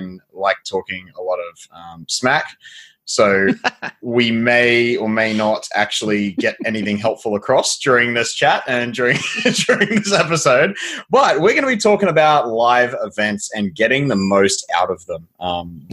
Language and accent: English; near Cape Hillsborough, Queensland, Australia; I grew up near a place called Cape Hillsborough.